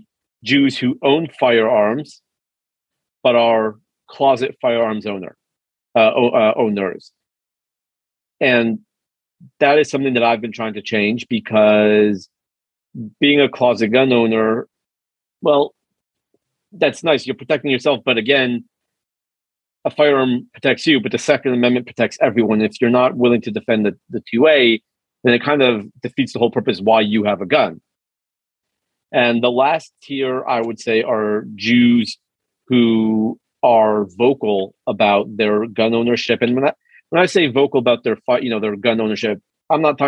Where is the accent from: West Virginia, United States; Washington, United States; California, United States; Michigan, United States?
California, United States; Los Angeles; now in Texas, United States; I'm from Los Angeles originally